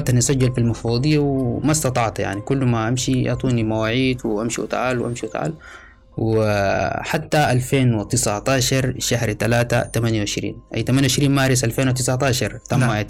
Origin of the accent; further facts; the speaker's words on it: Sudan; now in Libya; تحركت من السودان 2018 في فبراير وأثناء قدومي من ليبيا عبر عبر دولة التشاد والصحراء الكبرى